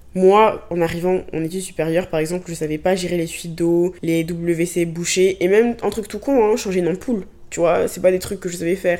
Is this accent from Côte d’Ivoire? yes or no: yes; Abidjan, Côte d’Ivoire; moved away as an adult; now in France; Moi, je viens de Côte d'Ivoire, Abidjan, même si j'étais dans une école française, j'étais entourée de personnes noires